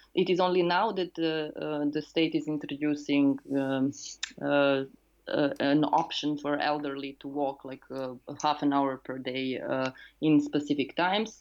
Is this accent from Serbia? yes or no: yes; Serbia; I'm a housing activist and urban and cultural theorist uh, from Serbia.